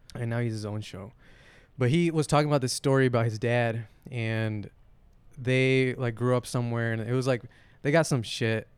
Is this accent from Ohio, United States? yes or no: no; Flint, Michigan, United States; I was born in Flint.